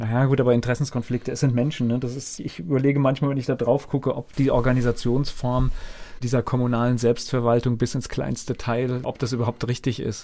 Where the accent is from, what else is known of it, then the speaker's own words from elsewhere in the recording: Verbandsgemeinde Bodenheim, Rhineland-Palatinate, Germany; ich komme ja aus der Verbandsgemeinde Bodenheim